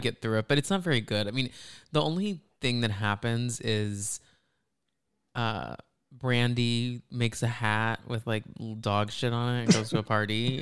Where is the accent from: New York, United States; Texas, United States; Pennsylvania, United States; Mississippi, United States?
Texas, United States; Dallas; moved away; I am from Dallas